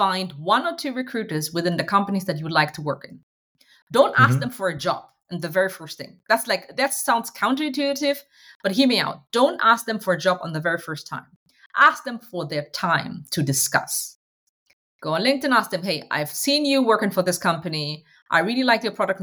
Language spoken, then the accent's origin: English; Hanover, Lower Saxony, Germany; I'm a Ghanaian by heritage. I was born and raised in Hanover, Germany